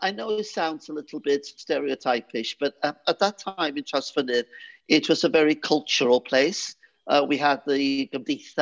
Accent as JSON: {"language": "English", "town": "Trawsfynydd", "region": "Wales", "country": "United Kingdom", "tie": "born or raised there", "first_language": "Welsh", "second_language": "English", "moved": "yes", "said": "I was brought up in St. Madeline's Church in Trasfynydd"}